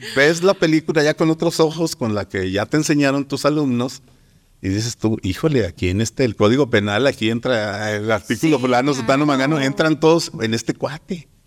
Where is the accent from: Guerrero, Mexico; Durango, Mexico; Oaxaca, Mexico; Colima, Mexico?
Durango, Mexico